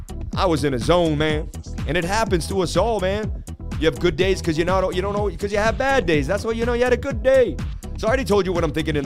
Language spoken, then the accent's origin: English; Oakland, California, United States; I'm from Oakland, and I say, go Celtics, baby.